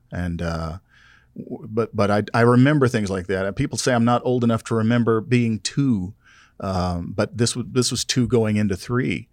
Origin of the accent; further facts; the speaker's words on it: South Louisiana, United States; growing up in South Louisiana